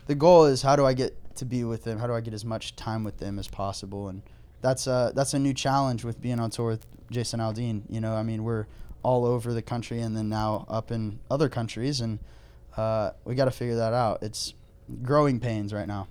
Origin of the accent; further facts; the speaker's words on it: Oklahoma, United States; moved away; also born or lived in Texas; I'm from Oklahoma, and until I, until I married into my wife's family, like, the most culture I had was we just shoot things and deep fry them